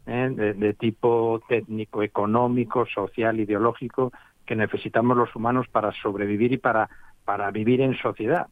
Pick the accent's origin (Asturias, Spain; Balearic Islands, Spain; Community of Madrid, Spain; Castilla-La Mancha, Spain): Asturias, Spain; Cangas del Narcea; also born or lived in Gijón; soy de Cangas del Narcea